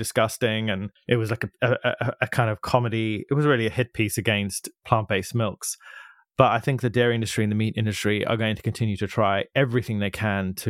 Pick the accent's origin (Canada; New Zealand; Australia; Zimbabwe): Zimbabwe; moved away; I grew up in Zimbabwe, but my family are from South Africa.